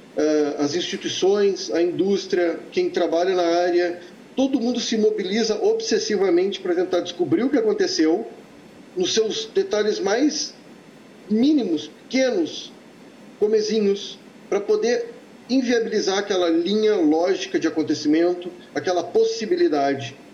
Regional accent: Santa Maria, Rio Grande do Sul, Brazil; moved away as an adult; eu sou um filho de Santa Maria. Eh, não, não nasci em Santa Maria, mas eu morei lá dos meus 11 anos até os meus 19.

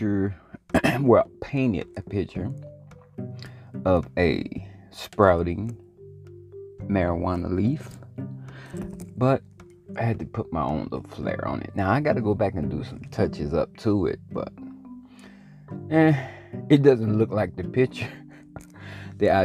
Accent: Louisiana, United States; Growing up in Louisiana, when I first started, you know, my pursuit to be a rapper

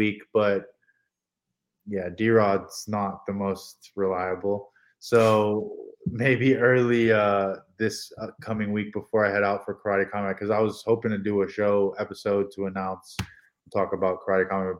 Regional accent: Hong Kong; I'm from Hong Kong, so I'm a minority

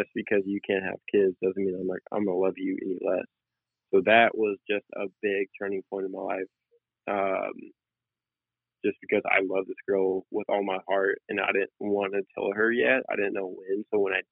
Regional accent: Denton, Texas, United States; moved away as an adult; Denton, which is my hometown

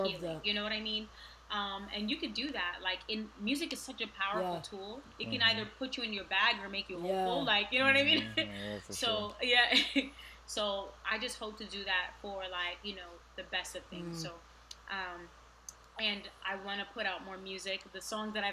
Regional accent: New York City, New York, United States; moved away; I want to like help people where I grew up. I grew up in Queensbridge

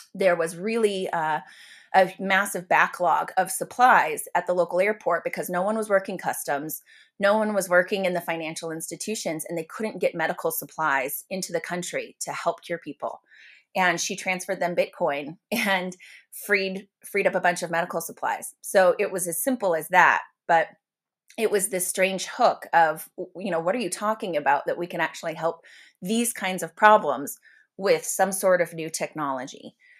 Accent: United States; I'm an American

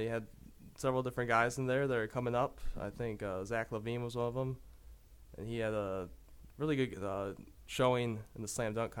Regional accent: Saginaw, Michigan, United States; Draymond Green from my hometown of Sag Nasty, Saginaw, Michigan.

